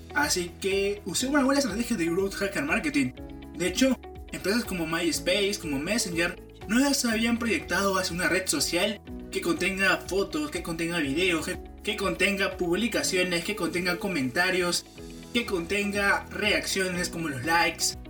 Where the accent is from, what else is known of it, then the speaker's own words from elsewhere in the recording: Peru; en mi país